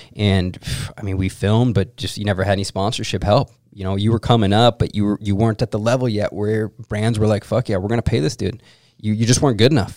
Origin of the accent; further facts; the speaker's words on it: Minnesota, United States; when I was growing up in Minnesota